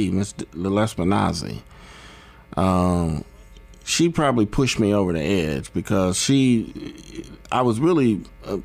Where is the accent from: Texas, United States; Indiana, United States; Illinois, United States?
Indiana, United States; Fort Wayne; I'm from Fort Wayne, Indiana